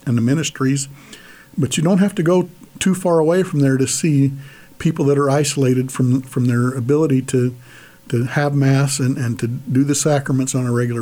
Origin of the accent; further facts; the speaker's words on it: United States; as American Catholics, we live on the edge of two cultures